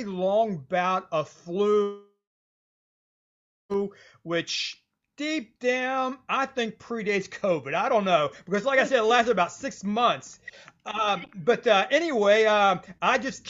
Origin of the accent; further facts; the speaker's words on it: West Virginia, United States; I'm a writer from West Virginia